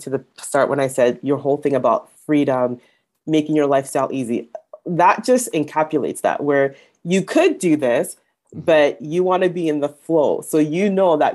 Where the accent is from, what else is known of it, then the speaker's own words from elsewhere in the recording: Canada; I'm a Canadian born in Canada, but my background is Nigerian